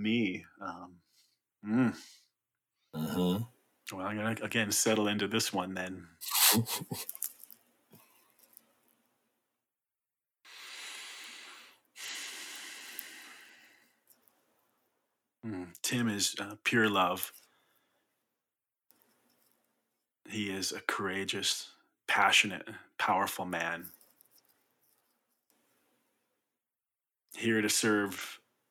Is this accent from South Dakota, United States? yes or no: no; Indiana, United States; now in Sandpoint, United States; I grew up in the Midwest in Indiana. So I'm a Midwestern boy, proud of it